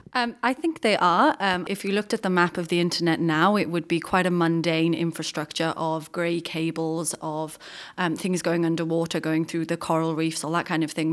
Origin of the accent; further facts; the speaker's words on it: United Kingdom; as a British person